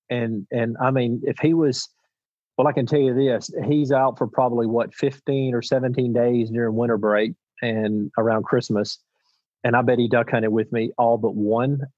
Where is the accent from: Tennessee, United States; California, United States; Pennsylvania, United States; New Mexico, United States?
Tennessee, United States; Union City; I was born in Union City, Tennessee. I currently live in Union City, Tennessee, and I hope I die in Union City, Tennessee. I mean, this is my hometown